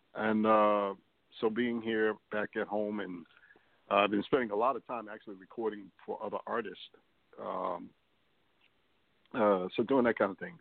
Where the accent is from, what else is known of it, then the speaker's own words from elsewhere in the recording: New York City, New York, United States; I grew up in New York City.